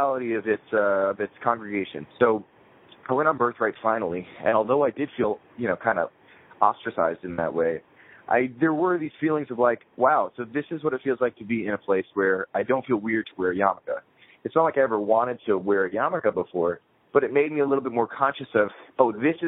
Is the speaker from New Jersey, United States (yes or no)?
yes; New Jersey, United States; also born or lived in Queens, New York; when I was 8 years old, my family moved to New Jersey